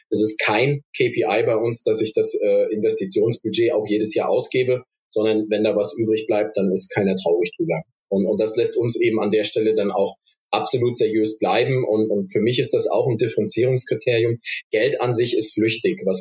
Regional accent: Stuttgart, Baden-Württemberg, Germany; weil hier gerade als Stuttgarter kann ich das sagen.

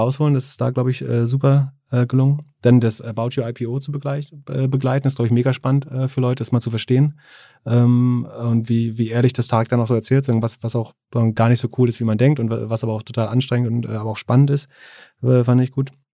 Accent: Greifswald, Mecklenburg-Vorpommern, Germany; Greifswald, das ist meine Heimat tatsächlich

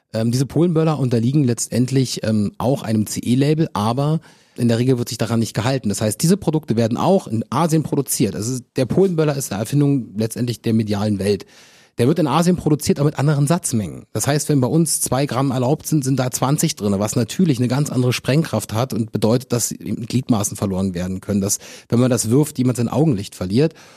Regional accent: Germany; als Deutsche

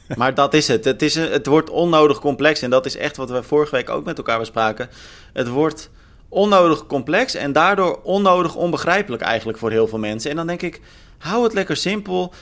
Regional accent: Netherlands; Als Nederlander

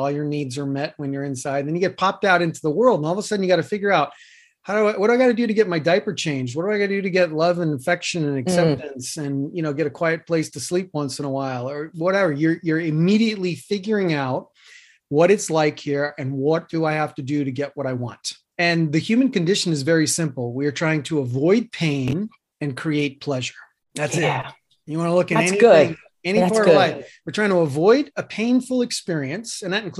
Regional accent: New York City, New York, United States; moved away as an adult; also born or lived in Boulder, Colorado; now in Anthem, United States; I grew up in Queens.

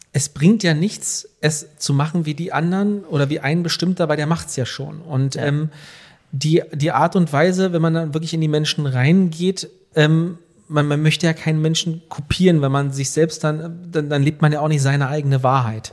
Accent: Velten, Brandenburg, Germany; also born or lived in Hamburg; wir kommen hier aus, aus, aus Rand-Berlin, aus Hennigsdorf und Felden.

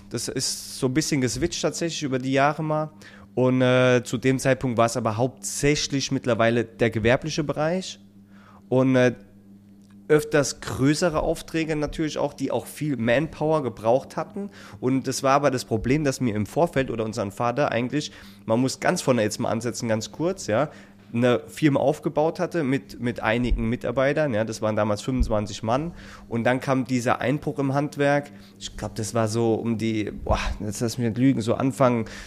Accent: Rhineland-Palatinate, Germany; now in Northern Germany; dass ich als Pfälzer hierher kommen darf in der hohen Norden.

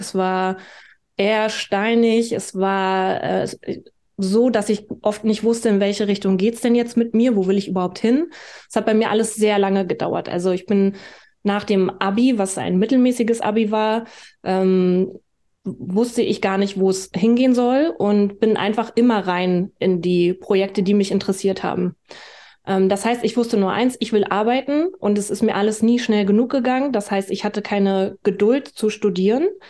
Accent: Berlin, Germany; ich bin Berlinerin. Ich bin 1986 in Ostberlin geboren.

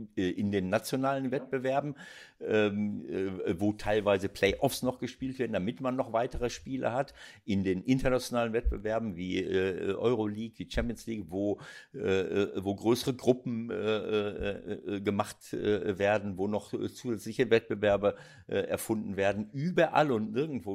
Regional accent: Germany; bei uns in Deutschland

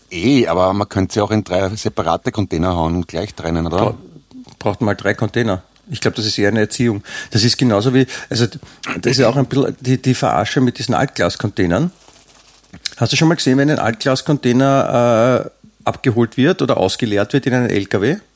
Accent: Vienna, Austria; now in Grado, Italy; Ich bin in Grado gemeldet, aber und Deutscher, aber ein echter Wiener.

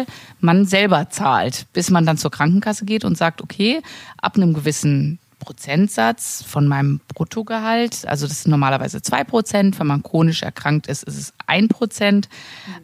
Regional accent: Sauerland, North Rhine-Westphalia, Germany; moved away; ich komme ja aus dem Sauerland und ich bin ja glücklicherweise immer noch da versichert

